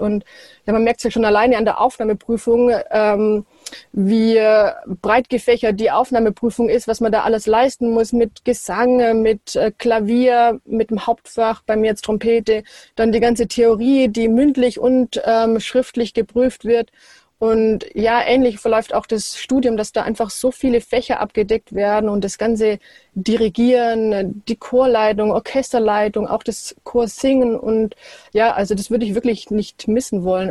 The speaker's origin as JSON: {"language": "German", "town": "Wolpertswende", "region": "Baden-Württemberg", "country": "Germany", "tie": "born or raised there", "said": "aufgewachsen in Wolpertswende in der Nähe von Ravensburg"}